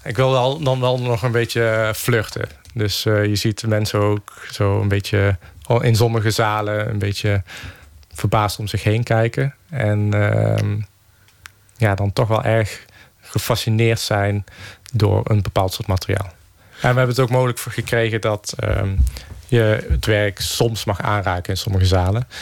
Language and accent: Dutch; Geldrop, North Brabant, Netherlands; mijn geboorteplaats Gelderop